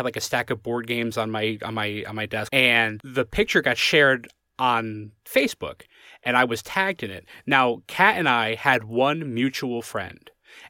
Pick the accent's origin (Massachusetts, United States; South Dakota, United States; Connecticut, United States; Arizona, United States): Connecticut, United States; now in Lancaster, United States; I was born in Connecticut, and I have one brother. He lives in Maryland now. I live in Lancaster, Pennsylvania